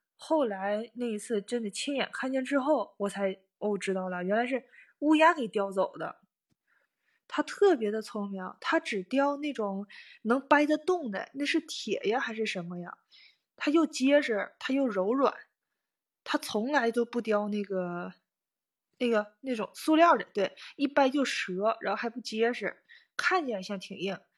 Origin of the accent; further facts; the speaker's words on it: Northeast China, China; moved away as an adult; now in Tokyo, Japan; 反正我们家是那块儿，我是东北的